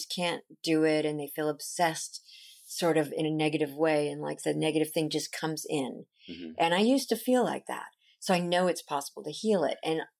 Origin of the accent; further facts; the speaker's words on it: Long Beach, California, United States; Long Beach.